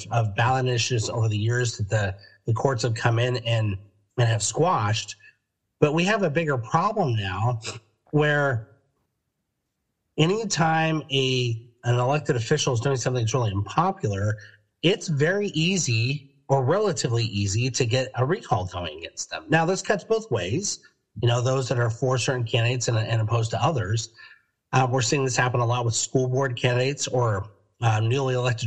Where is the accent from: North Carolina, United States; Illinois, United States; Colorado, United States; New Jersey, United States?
Colorado, United States; Denver; now in California, United States; I grew up in Denver, Colorado